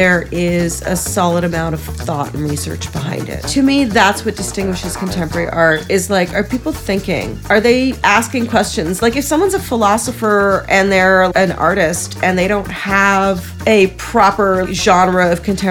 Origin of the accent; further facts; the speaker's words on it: Hastings-on-Hudson, New York, United States; Mostly I grew up in Lower Westchester. So that's Hastings-on-Hudson